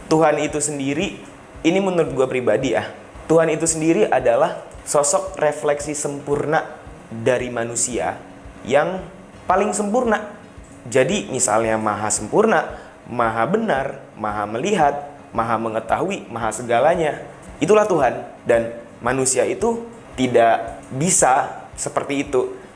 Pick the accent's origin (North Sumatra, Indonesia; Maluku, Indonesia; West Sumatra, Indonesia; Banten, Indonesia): West Sumatra, Indonesia; kalau misalnya berbicara soal suku, ras, gue orang Minang.